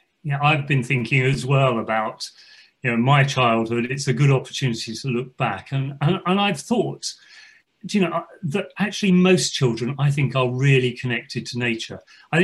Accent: London, United Kingdom; I grew up in West London, so I wasn't exactly in the countryside.

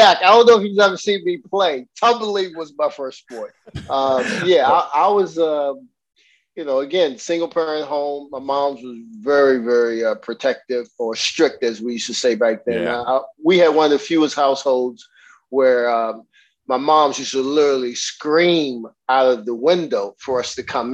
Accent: Washington, District of Columbia, United States; moved away as an adult; also born or lived in New York; I grew up in Northwest

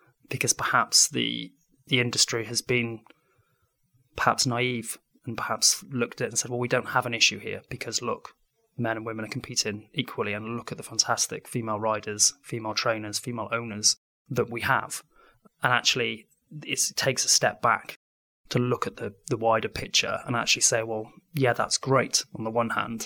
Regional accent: Wales, United Kingdom; being a Welshman

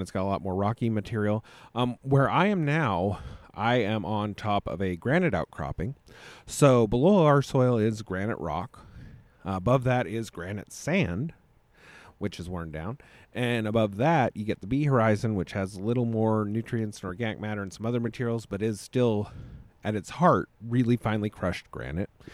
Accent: United States; But I'm an American

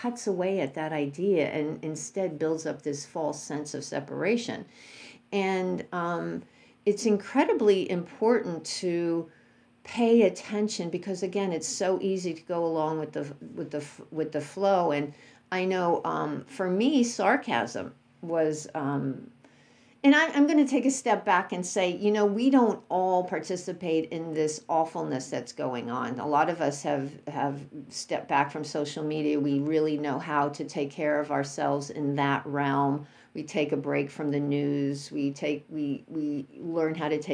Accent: New York City, New York, United States; growing up in New York City

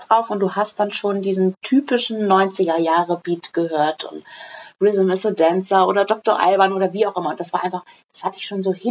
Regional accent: Lensahn, Schleswig-Holstein, Germany; So, also wer es nicht weiß, ich bin in Lensan groß geworden. Das ist ein kleines Kaff.

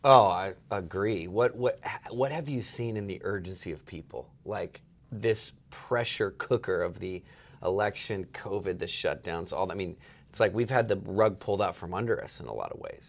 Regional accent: East Coast, United States; moved away; I spent a lot of time growing up on the East Coast

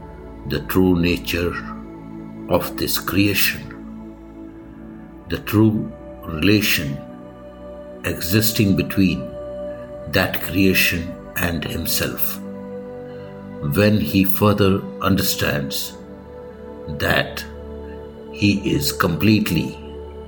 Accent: India; I am the Indian monk.

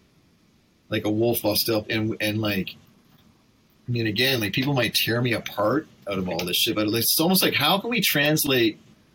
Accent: Vancouver, British Columbia, Canada; I'm from Vancouver

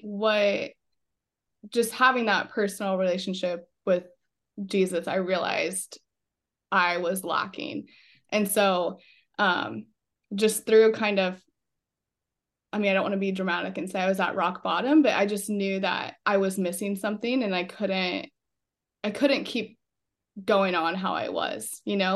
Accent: Fremont, Nebraska, United States; I grew up in Fremont and went to Belfield for elementary school

